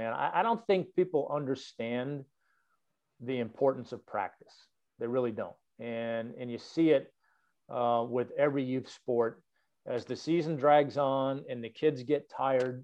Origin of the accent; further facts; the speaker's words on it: Boston, Massachusetts, United States; now in Atlanta, United States; I grew up in Boston